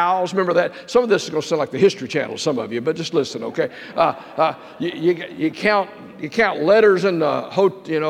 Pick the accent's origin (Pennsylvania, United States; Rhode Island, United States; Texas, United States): Texas, United States; I'm a Texan